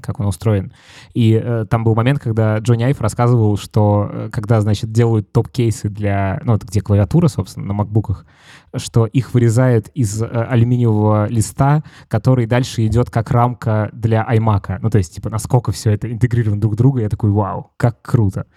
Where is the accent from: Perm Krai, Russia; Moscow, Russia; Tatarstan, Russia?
Moscow, Russia; я из Москвы